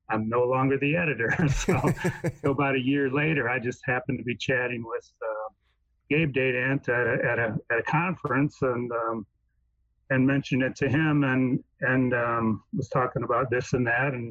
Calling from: Foley, Missouri, United States; I'm joining you from Foley, Missouri, which is where I live. It's on the eastern side of Missouri

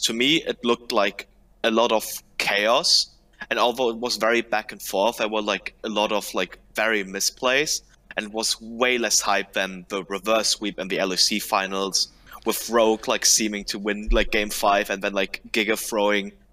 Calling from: Germany; I'm calling from Schwokörfel in Germany

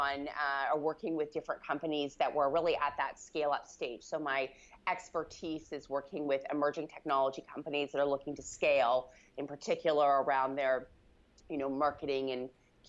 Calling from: Vancouver, British Columbia, Canada

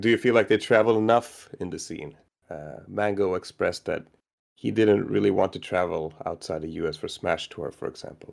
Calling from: Japan; I'm calling from Japan

